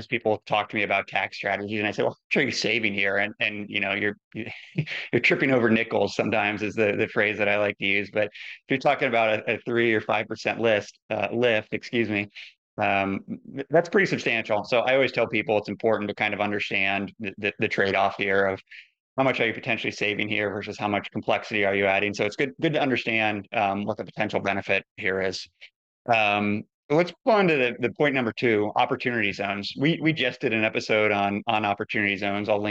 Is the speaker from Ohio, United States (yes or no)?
yes; Ohio, United States; now in Oregon, United States; I grew up in Ohio. I live in the West Coast now. I live in Oregon.